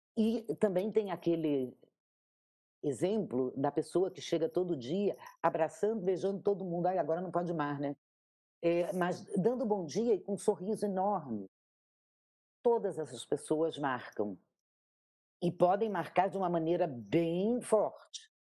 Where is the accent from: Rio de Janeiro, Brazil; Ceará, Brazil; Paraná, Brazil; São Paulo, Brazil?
Rio de Janeiro, Brazil; moved away; eu sou carioca, e eu nasci nessa cidade